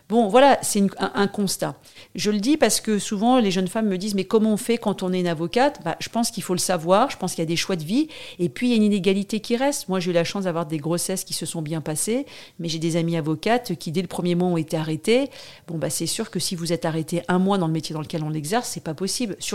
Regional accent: Paris, Île-de-France, France; Je, je viens pas de la banlieue, je suis vraiment un pur produit, euh, enfin, j'ai de, de, de province, mais je suis née à Paris.

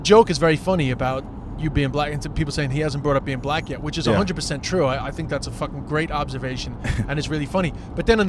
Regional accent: New York City, New York, United States; moved away as an adult; now in Ireland; I was from Queens and I grew up around a lot of different cultures

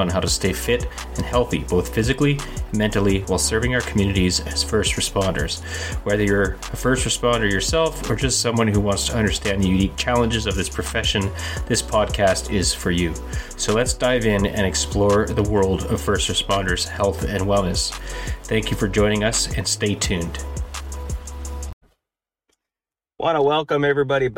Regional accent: Canada; I'm a Canadian police officer

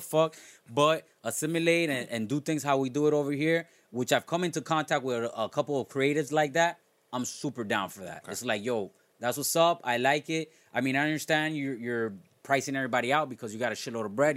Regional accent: South Florida, United States; growing up in South Florida

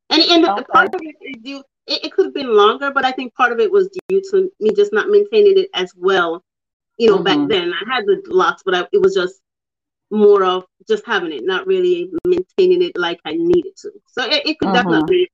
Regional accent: Jamaica; I'm from Jamaica

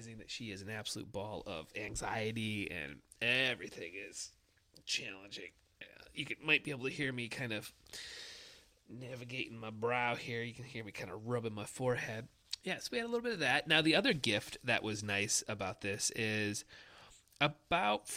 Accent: Michigan, United States; I'm from Michigan

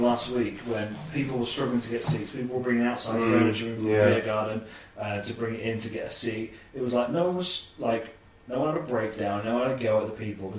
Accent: New York, United States; I'm from New York.

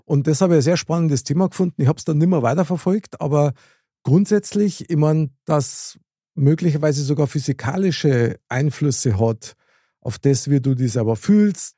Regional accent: Bavaria, Germany; wir aus Bayern

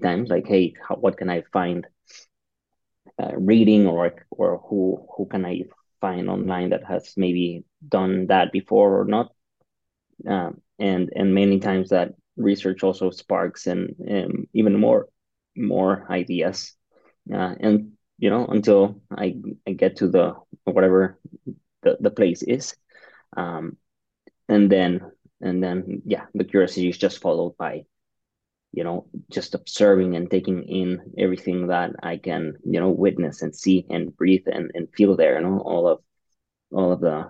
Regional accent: Mexico City, Mexico; I'm from Mexico City

